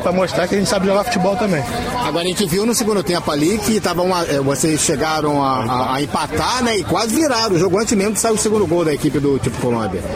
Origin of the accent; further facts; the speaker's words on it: Angra dos Reis, Rio de Janeiro, Brazil; Sou do Bracuí, das casinhas